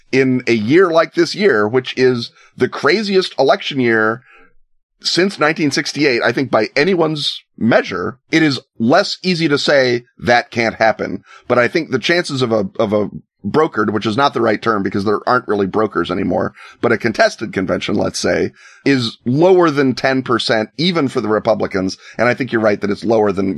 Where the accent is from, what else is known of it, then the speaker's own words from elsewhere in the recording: United States; legitimately as an American